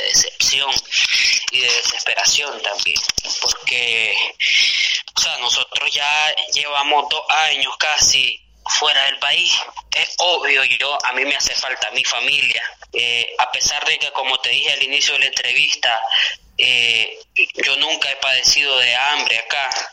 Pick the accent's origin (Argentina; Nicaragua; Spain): Nicaragua; San Rafael del Norte, Jinotega; moved away as an adult; also born or lived in León, Nicaragua; Yo nací en San Rafael del Norte, Guinotea, el 5 de septiembre del 93. Ese es mi origen. Ahí estudié primaria, ahí estudié secundaria